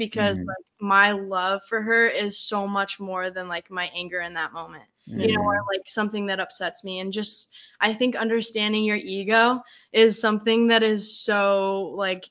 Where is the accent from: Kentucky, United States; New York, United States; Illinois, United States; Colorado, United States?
Colorado, United States; now in San Diego, United States; I'm from Colorado, where it's just like you kind of sugarcoat things